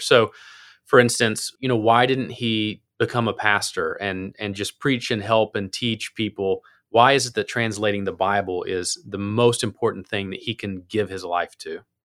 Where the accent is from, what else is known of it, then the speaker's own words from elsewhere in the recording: Appalachia, United States; I'm from Appalachia, so I have my own kind of English